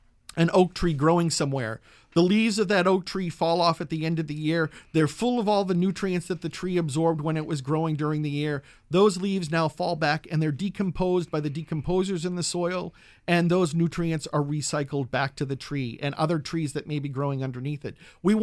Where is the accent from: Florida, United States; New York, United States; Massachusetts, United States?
Massachusetts, United States; In my home state of Massachusetts, they are now looking at all organic matter not to go into landfills, but to be composted.